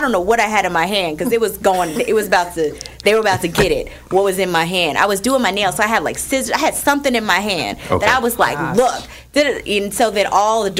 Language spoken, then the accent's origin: English; Newark, New Jersey, United States; I'm from Newark